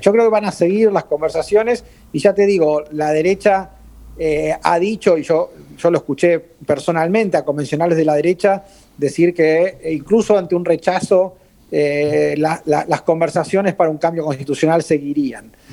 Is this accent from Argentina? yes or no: yes; Argentina; yo soy argentino